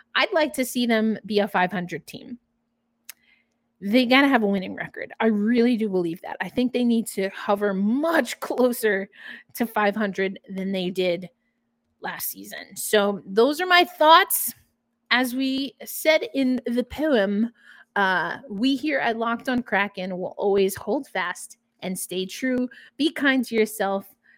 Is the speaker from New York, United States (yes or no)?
yes; New York, United States; accent: New York; my New York accent started coming out